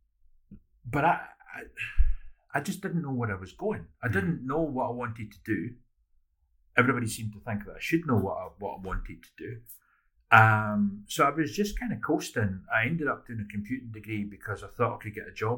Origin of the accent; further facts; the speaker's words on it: Edinburgh, Scotland, United Kingdom; 2,500 kids in Porty. And those are from, you know, the posh houses at the Joppa end of Porty to the council houses where mm. I grew up